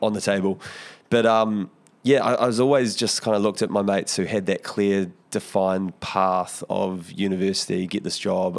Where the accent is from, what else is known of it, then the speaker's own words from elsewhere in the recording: Porirua, Wellington, New Zealand; growing up in Porirua